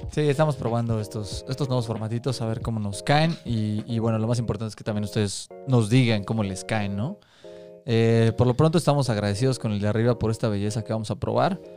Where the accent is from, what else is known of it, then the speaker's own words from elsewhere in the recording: Chilango, Mexico City, Mexico; Somos tres amigos chilangos